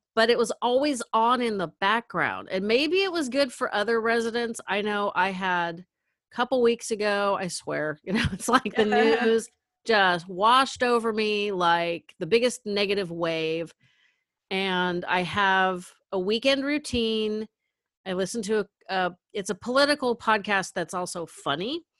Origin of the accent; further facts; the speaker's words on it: Northern California, United States; I'm from Northern California